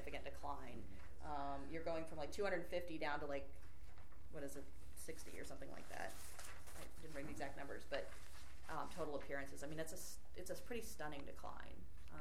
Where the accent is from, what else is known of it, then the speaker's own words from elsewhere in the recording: Arlington, Virginia, United States; I'm active in the League of Women Voters in my hometown, Arlington, Virginia